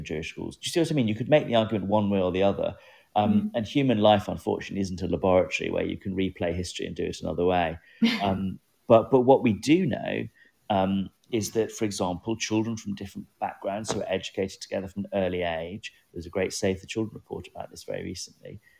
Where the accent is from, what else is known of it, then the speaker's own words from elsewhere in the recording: England, United Kingdom; growing up in England